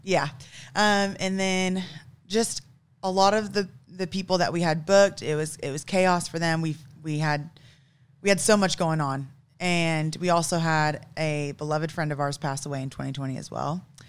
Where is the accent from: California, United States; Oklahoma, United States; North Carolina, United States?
Oklahoma, United States; Broken Arrow; also born or lived in Tulsa, Oklahoma / Kansas; I'm actually from Oklahoma, born and raised in Tulsa. Well, I should say Broken Arrow